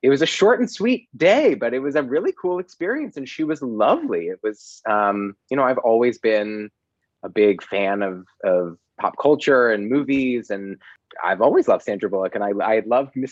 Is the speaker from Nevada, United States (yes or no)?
no; Los Angeles, California, United States; also born or lived in Boston; I grew up in Los Angeles